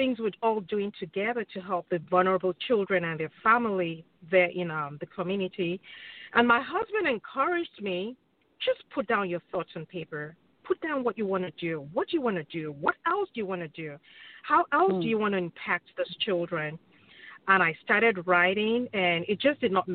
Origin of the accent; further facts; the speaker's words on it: Nigeria; now in Wichita, United States; I am from Nigeria, from the Yoruba tribe.